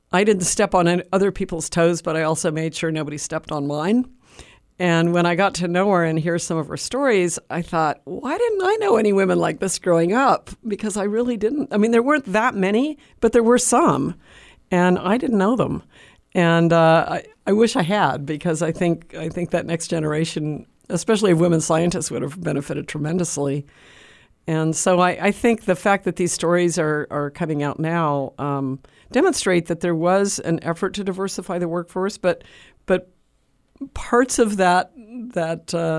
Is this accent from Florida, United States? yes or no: no; Alabama, United States; when I was a child here